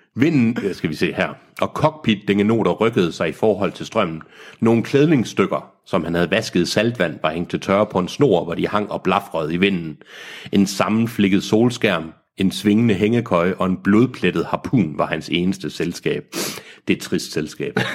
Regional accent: Aarhus, Central Denmark Region, Denmark; jeg kommer fra Aarhus.

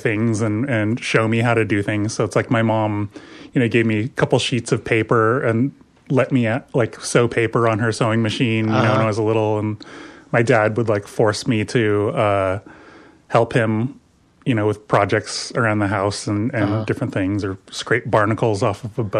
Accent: near San Pedro, Southern California, United States; moved away; also born or lived in Pacific Northwest; I grew up in Southern California, just on the coast, outside of LA, 25 miles south of LA, right near San Pedro.

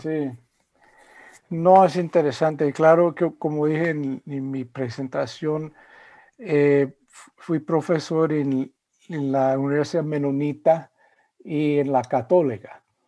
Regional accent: United States; also born or lived in Spain / Central America / Virginia / Indiana; soy eh, de los Estados Unidos, eh, aunque he vivido em, durante periodos de mi vida en países como España y en Centroamérica

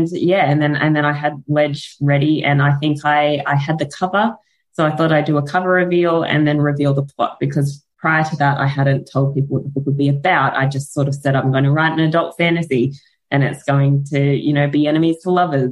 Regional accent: Australia; accent: Australian; my Australian accent

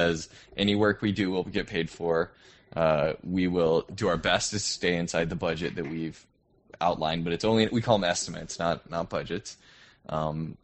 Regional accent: United States; moved away as an adult; now in Toronto, Canada; I'm an American who's stuck up in the cold

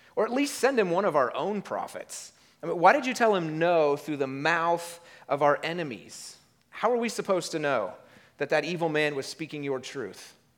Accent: United States

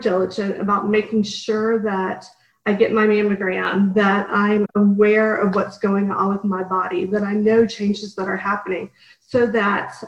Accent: Dallas, Texas, United States; moved away; also born or lived in Washington, D.C.; I grew up in Dallas

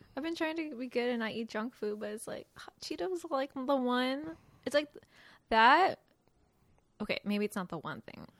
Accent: West Coast, United States; moved away; I'm from the West Coast

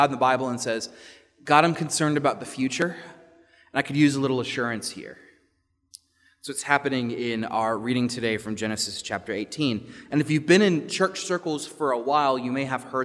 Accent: Richmond, Virginia, United States; The governor's school where I grew up in Virginia, in Richmond

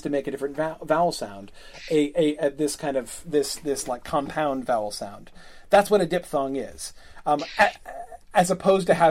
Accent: United States; I'm an American and we pronounce things differently

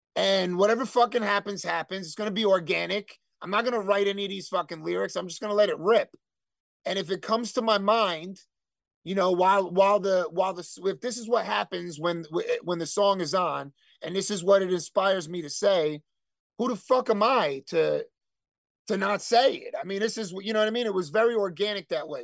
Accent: Elizabeth, New Jersey, United States; also born or lived in Bayway, Elizabeth, New Jersey; I was born in Elizabeth General, which is no longer there. And then we moved to Bay Way

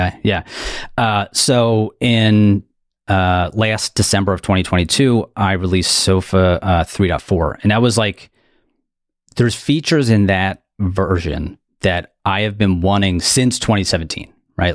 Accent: Delaware County, outside Philadelphia, Pennsylvania, United States; accent: Delco; I am from uh, suburbs outside of Philly, um, specifically a township called Delco or Delaware County. That's why my voice sounds like this

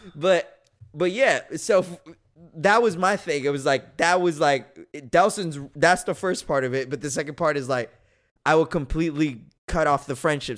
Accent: United States; I will not be condemned for being an American.

